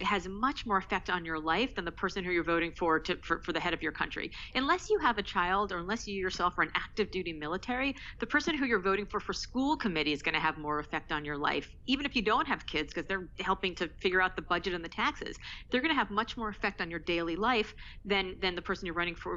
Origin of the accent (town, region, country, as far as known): United States